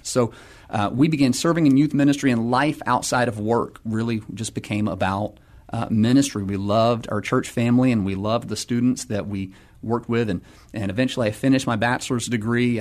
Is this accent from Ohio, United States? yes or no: no; Atlanta, Georgia, United States; moved away as an adult; also born or lived in San Diego, California / Pittsburgh, Pennsylvania; now in San Antonio, United States; I'm originally from Atlanta, Georgia, so grew up there